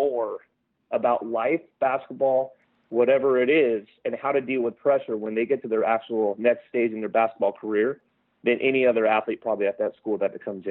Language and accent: English; King City, California, United States; growing up in King City with only 8,000 people